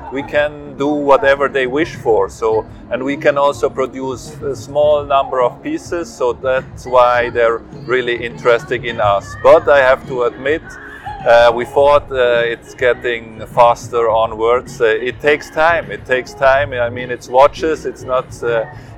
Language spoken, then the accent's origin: English; Zurich, Switzerland; I am born and raised in Zurich, Switzerland